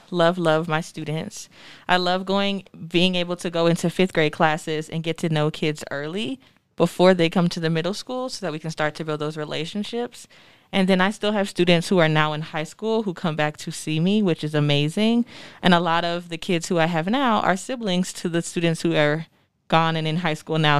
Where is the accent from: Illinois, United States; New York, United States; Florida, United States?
Florida, United States; moved away as an adult; now in Denver, United States; I am originally from Florida